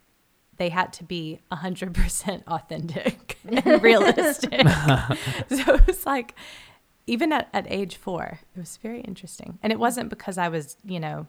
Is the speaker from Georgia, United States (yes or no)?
yes; Georgia, United States; accent: southern; moved away; I was born in Georgia